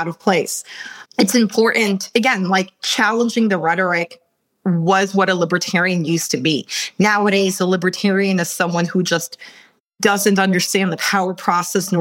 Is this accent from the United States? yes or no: yes; New York City, New York, United States; English is a second language; moved away as an adult; also born or lived in Russia; I came from New York